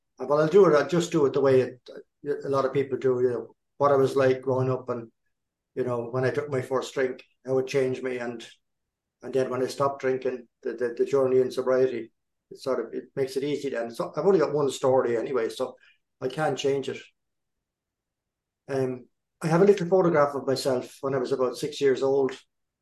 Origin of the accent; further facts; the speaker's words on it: East Coast, Ireland; I was born and raised in Ireland on the East Coast.